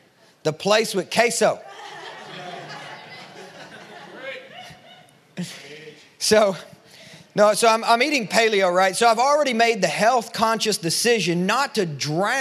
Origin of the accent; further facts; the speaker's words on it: Kentucky, United States; now in Nashville, United States; I'm from Kentucky.